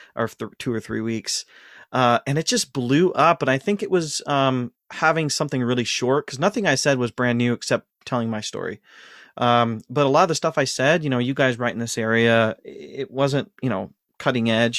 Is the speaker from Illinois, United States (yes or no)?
no; Ashland, Ohio, United States; moved away; I was born and raised in Ashland, Ohio.